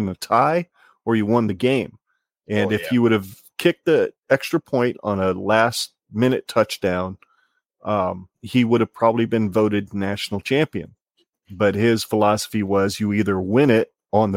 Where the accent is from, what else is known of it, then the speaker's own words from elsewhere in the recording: Arizona, United States; now in Nebraska, United States; I'm from Arizona